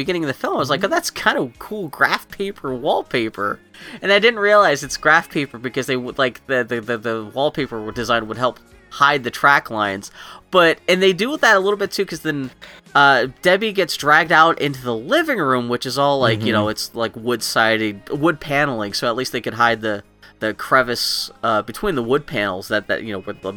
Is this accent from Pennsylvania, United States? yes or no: yes; Pittsburgh, Pennsylvania, United States; accent: Pittsburgh; I'm from Pittsburgh and I've picked up some terrible Pittsburgh speech patterns